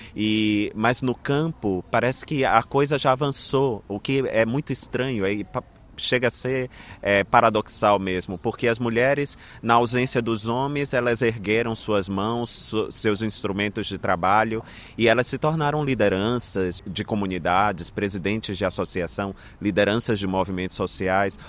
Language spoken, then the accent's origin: Portuguese; Brazil; deste lugar de onde eu vim, de meus, onde meus antepassados é, nasceram e viveram.